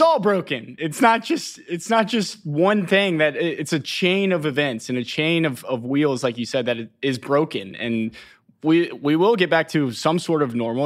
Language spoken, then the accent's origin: English; Chattanooga, Tennessee, United States; I am originally from Chattanooga